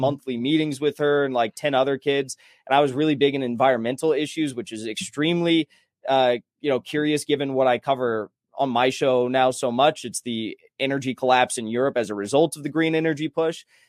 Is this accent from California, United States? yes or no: yes; San Clemente, California, United States; moved away as an adult; now in Los Angeles, United States; I grew up in San Clemente, California. I lived there till I was, like, twenty, twenty-one